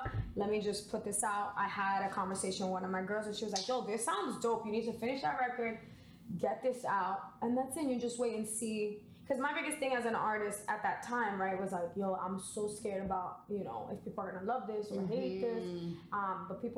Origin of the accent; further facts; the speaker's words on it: Lawrence, Massachusetts, United States; also born or lived in Boston, Massachusetts; I'm from Lawrence, Massachusetts. Boston is definitely my second home because, you know, I went to school out here.